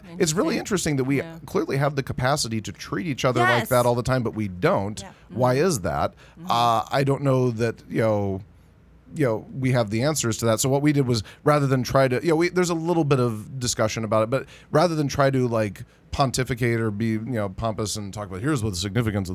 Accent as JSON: {"language": "English", "town": "San Jose", "region": "California", "country": "United States", "tie": "born or raised there", "said": "San Jose, my hometown festival"}